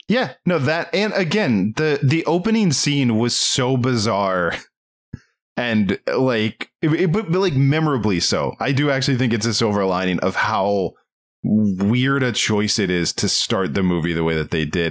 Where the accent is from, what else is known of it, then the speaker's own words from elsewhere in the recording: Maryland, United States; we're from Maryland, or I'm from Maryland